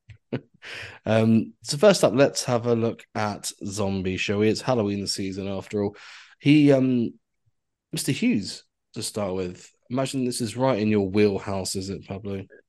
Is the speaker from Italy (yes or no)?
no; Cornwall, South West England, United Kingdom; Being a being a Cornish boy